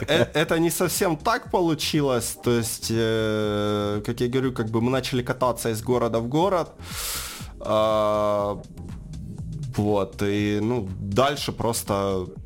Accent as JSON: {"language": "Russian", "town": "Donetsk", "region": "Donetsk Oblast", "country": "Ukraine", "said": "ну, я сам из Донецка. А, собственно, жил в Донецке, занимался чем ранее?"}